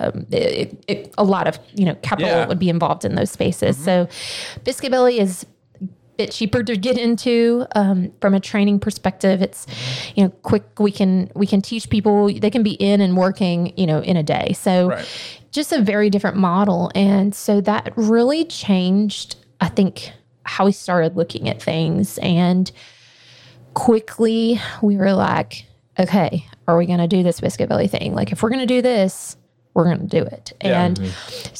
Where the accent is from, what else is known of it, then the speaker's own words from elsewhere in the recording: Athens, Georgia, United States; moved away as an adult; now in Louisville, United States; We're from Athens